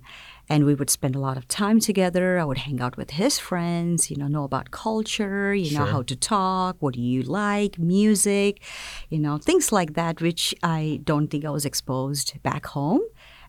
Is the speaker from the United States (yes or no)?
no; South India, India; I'm from South India, so